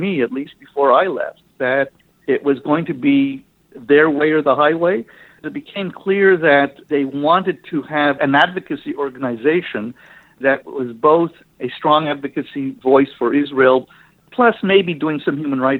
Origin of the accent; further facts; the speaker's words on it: Ottawa, Ontario, Canada; I grew up in Ottawa